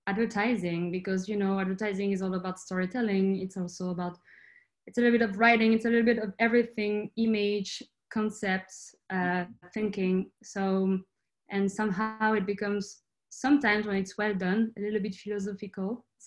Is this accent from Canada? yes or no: no; France; I'm from France, but I grew up in the countryside, like in a tiny, tiny town.